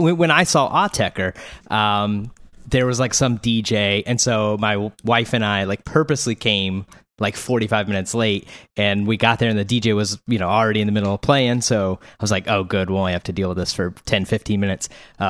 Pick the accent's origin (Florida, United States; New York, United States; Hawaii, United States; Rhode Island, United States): Florida, United States; We should mention that we're all three from Florida.